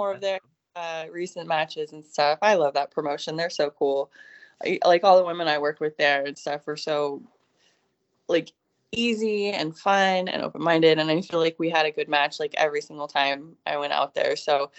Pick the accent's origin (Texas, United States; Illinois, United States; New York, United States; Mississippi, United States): Texas, United States; Austin; when people ask me what my hometown is, I usually say Austin, Texas, because I went to school there for most of my schooling.